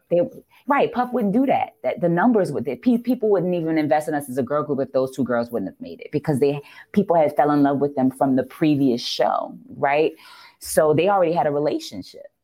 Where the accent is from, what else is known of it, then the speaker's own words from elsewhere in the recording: New Orleans, Louisiana, United States; regular, regular New Orleans girl